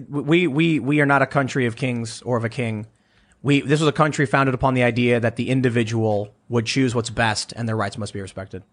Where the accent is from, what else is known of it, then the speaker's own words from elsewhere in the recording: Chicago, Illinois, United States; somebody who grew up in Chicago